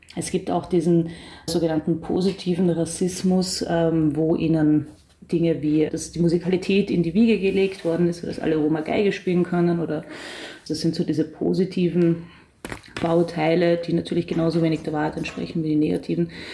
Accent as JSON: {"language": "German", "country": "Austria", "said": "ich bin äh, Österreicherin"}